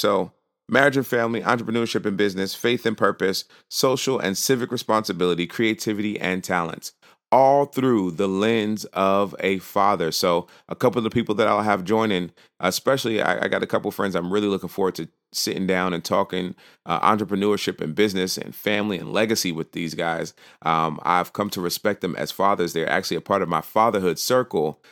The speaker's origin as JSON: {"language": "English", "region": "New York", "country": "United States", "moved": "yes", "lives_now": "Virginia, United States", "said": "I am originally from New York. I now live in uh, Virginia"}